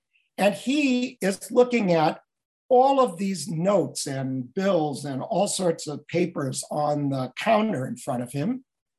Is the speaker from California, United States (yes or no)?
yes; Los Angeles, California, United States; I'm from Los Angeles.